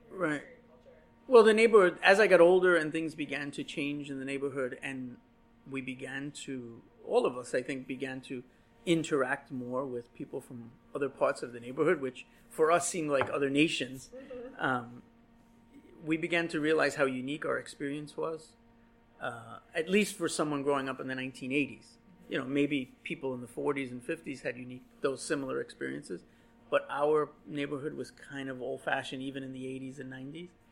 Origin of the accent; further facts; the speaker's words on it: New York City, New York, United States; I was born here in 1975. I was born on Skillman Avenue, uh, where well, I was born in the hospital, but my family lived on Skillman Avenue, where my mother still lives today.